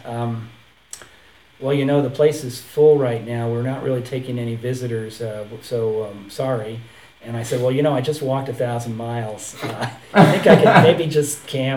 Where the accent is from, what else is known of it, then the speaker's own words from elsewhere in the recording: Connecticut, United States; moved away as an adult; also born or lived in New York / Tennessee; I grew up in Connecticut and in suburbia, white bread suburbia